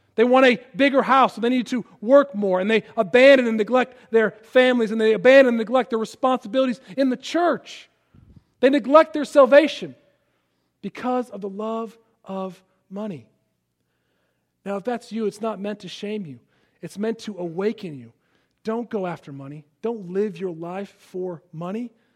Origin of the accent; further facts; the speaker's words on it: Palatine, Illinois, United States; moved away as an adult; also born or lived in Philadelphia, Pennsylvania / Washington, D.C.; now in Rock Hill, United States; I grew up in Chicago, outside of Chicago.